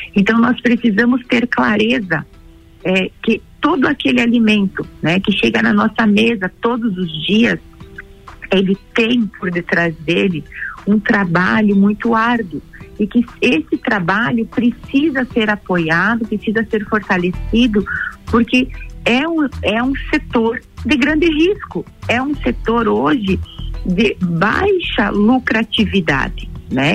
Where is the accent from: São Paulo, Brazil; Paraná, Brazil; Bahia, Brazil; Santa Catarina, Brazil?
Santa Catarina, Brazil; Três ...; also born or lived in Lages, Santa Catarina; Eu sou nascida em Três no meio oeste do estado